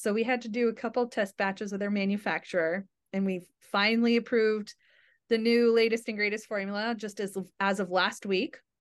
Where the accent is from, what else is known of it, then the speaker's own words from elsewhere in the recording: New England, United States; I'm from New England, born and raised